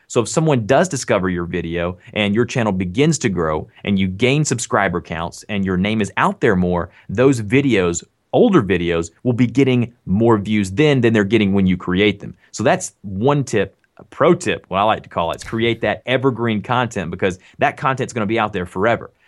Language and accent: English; the South, United States; accent: Southern; I'm from the South, so I do have a Southern accent.